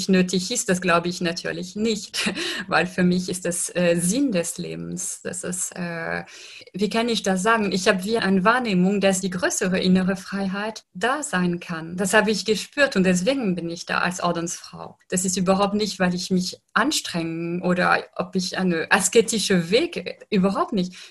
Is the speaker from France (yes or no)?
yes; France; ich lebe in einer Gesellschaft, aber ich stamme aus Frankreich und in Frankreich zum Beispiel sind äh, sehr säkularisiert